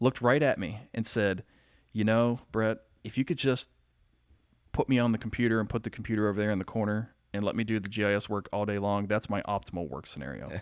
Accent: rural Pennsylvania, United States; now in Marietta, United States; I was born here in Marietta, lived my young life in very rural Pennsylvania.

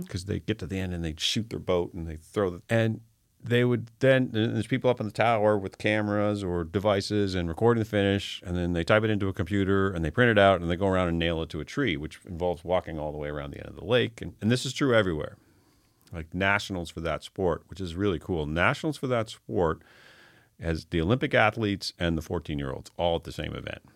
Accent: Fredericton, New Brunswick, Canada; also born or lived in Toronto; now in Halifax, Canada; I was born in Fredericton.

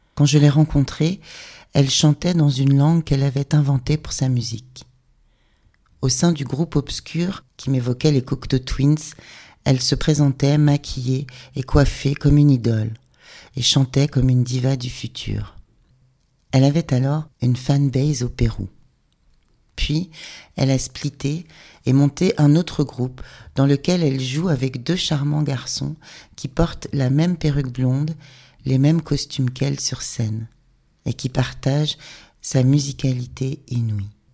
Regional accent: Rennes, Brittany, France; on est de Rennes

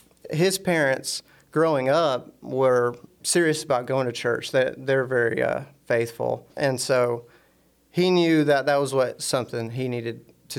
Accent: Florence, Alabama, United States; I'm from Florence. I was born in Florence, ECM. I work in Muscle Shoals at Mangus Tool and Die.

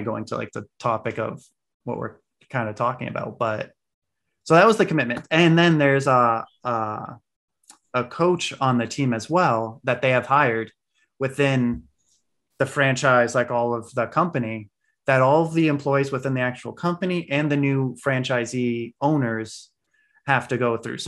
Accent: Maine, United States; moved away; also born or lived in Nicaragua / Peru; I was that kid that always wore shorts when I was growing up in Maine

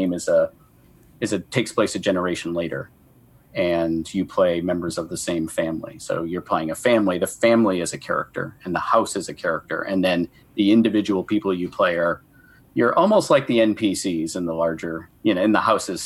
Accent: Maine, United States; I'm from Maine.

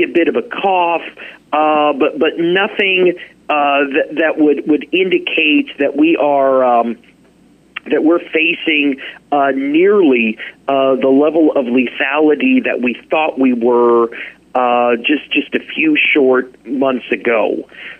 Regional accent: Midwest, United States; moved away as an adult; now in Anchorage, United States; living, growing up in the Midwest

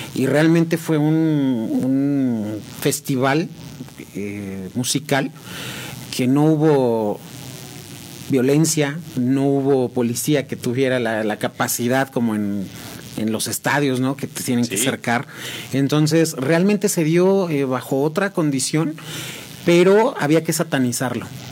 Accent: San Juan del Río, Querétaro, Mexico; yo soy originario de San Juan del Río, 100% sanjuanense

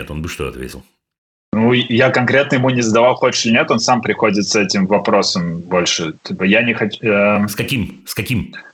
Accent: Riga, Latvia; moved away as an adult; now in London, United Kingdom; мы переехали из Риги уже очень давно, ну, довольно давно, 13 а, лет назад

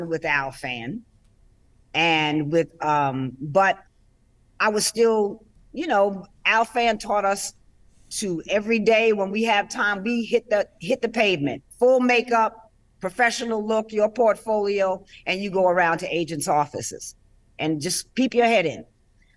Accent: New York City, New York, United States; growing up in Harlem

